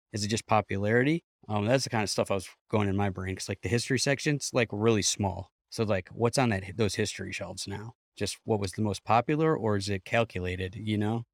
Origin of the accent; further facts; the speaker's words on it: Cleveland, Ohio, United States; I'm from Cleveland